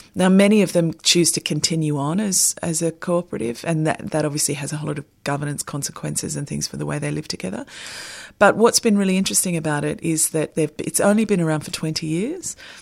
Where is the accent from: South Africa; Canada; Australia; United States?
Australia; Sydney, New South Wales; moved away; I'm originally from Sydney, and we have a very specific uh, cabbage palm in the neighbourhood that my family live